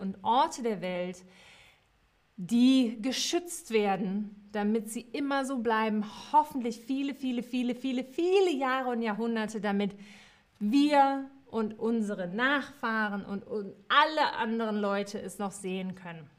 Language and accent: German; Cologne, North Rhine-Westphalia, Germany; Ich bin in Köln geboren, kölsche Mädche